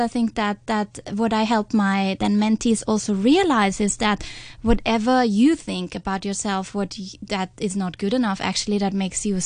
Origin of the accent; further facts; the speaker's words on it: Austria; accent: Austrian; English is a second language; I'm not a native speaker, how my Austrian accent